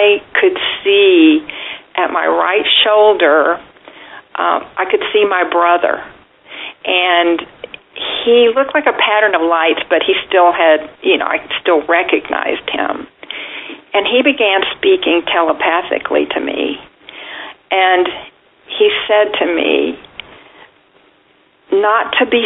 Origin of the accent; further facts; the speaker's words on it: about 90 miles north of Houston, Texas, United States; moved away; My hometown was about 90 miles north of Houston.